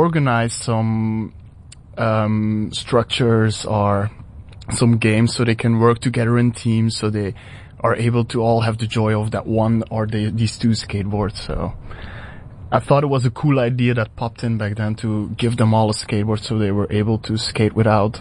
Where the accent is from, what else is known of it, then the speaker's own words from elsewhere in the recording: Belgium; moved away as an adult; now in South Africa; Back in my hometown in Belgium